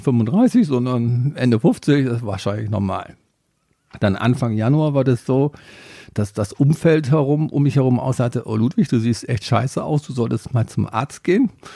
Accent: Germany; als Deutscher

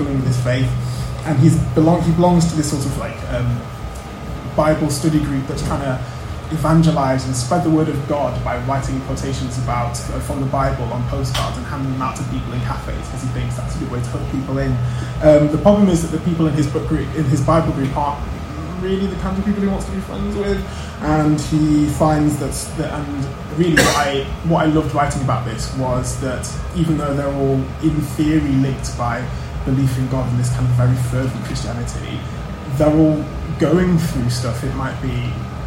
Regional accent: Manchester, North West England, United Kingdom; moved away as an adult; also born or lived in Cambridge; I grew up in Manchester, I went to University of the South in Cambridge

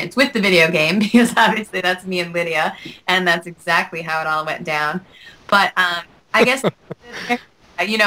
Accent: Salamanca, New York, United States; I grew up in Western New York in a very, very, very small town called Salamanca

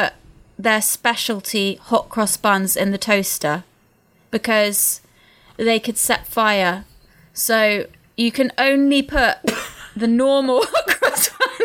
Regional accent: England, United Kingdom; As an English person

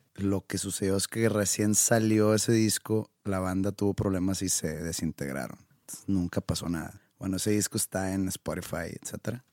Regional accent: Mexico; Yo soy de México

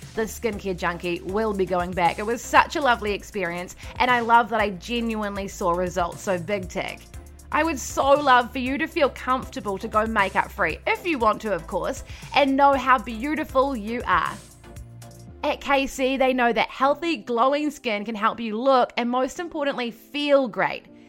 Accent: Wellington, New Zealand; moved away; also born or lived in Christchurch; I'm from Wellington originally, but I studied in Christchurch

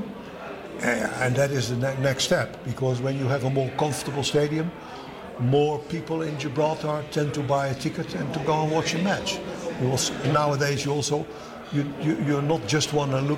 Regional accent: Netherlands; I come from Holland.

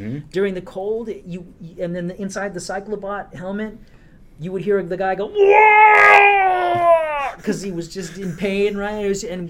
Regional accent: Colorado, United States; born there; I was born in Colorado. My father was military by the time.

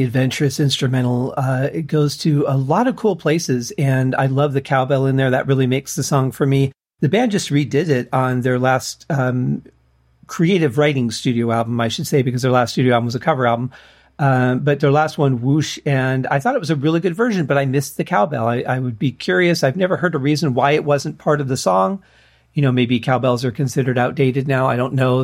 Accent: Michigan, United States; growing up in Michigan

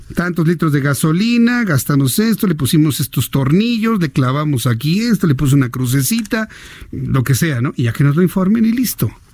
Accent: Mexico; como mexicanos

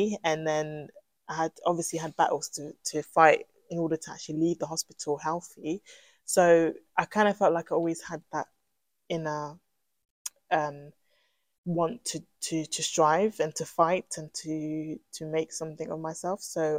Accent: Middlesex, London, United Kingdom; Middlesex, I was born and bred in Middlesex

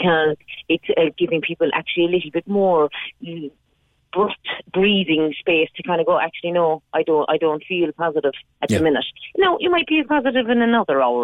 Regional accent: Ireland; being Irish

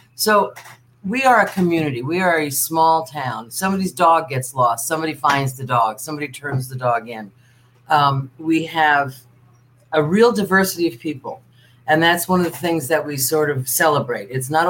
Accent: New Jersey, United States; now in Lake Worth Beach, United States; And we came here from New Jersey and just loved it, just really fell in love with it. And I love it. I moved here permanently in 1979.

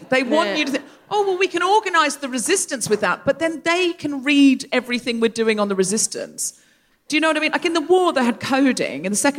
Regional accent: Gold Coast, Queensland, Australia; I am aware with this accent, I can't get away with but we have to remember I was raised on the Gold Coast and then we'll all relax.

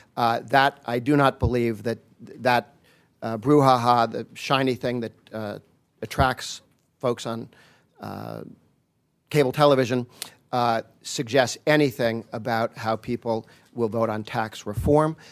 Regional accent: Massachusetts, United States; I grew up in Massachusetts

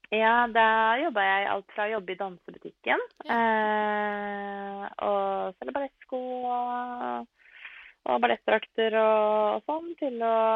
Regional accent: Norway; also born or lived in Italy; Jeg er oppvokst i Norge

